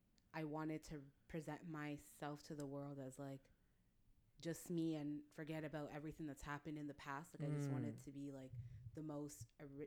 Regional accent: Toronto, Ontario, Canada; first language French; English is a second language; also born or lived in Kinshasa, Democratic Republic of the Congo; now in Ajax, Canada; I grew up in Toronto.

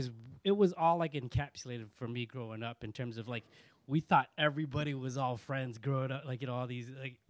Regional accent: Toronto, Ontario, Canada; I grew up in Scarborough

